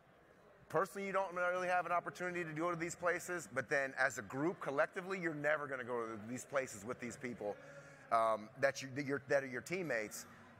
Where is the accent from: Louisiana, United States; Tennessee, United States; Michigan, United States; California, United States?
Michigan, United States; Ann Arbor; we're all from Ann Arbor. We're in LA hanging out